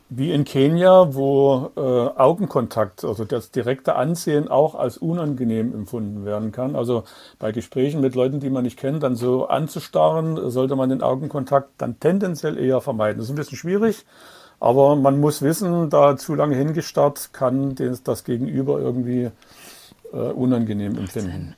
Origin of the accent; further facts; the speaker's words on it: Dresden, Saxony, Germany; Und ich bin ja in Dresden geboren und aufgewachsen.